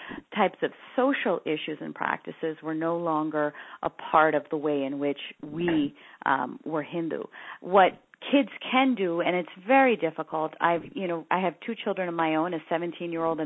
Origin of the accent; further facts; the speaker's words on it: San Francisco Bay Area, California, United States; I grew up in the San Francisco Bay Area before the tech boom